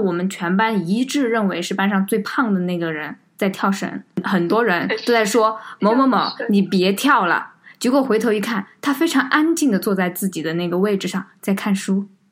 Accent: Sichuan, China; 我们是四川人，然后也经历了五幺二这次地震的这个事件

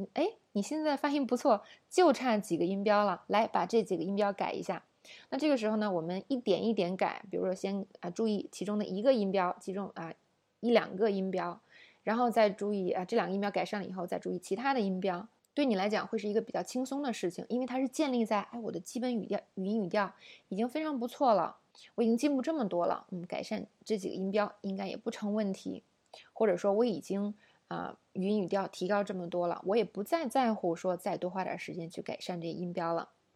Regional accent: China; 我们中国人

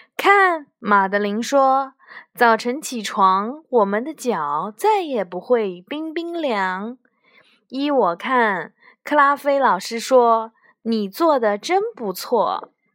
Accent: China; 就像我们中国人过春节一样

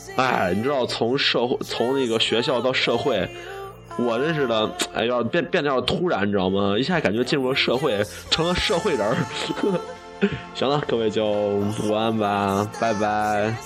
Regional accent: China; 我们作为一个中国人

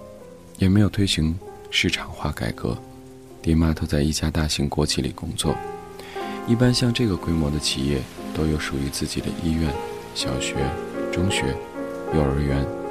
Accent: Hebei, China; 我出生在河北一座小城市里，北边紧挨着北京，南边是天津。八十年代的中国小城市。

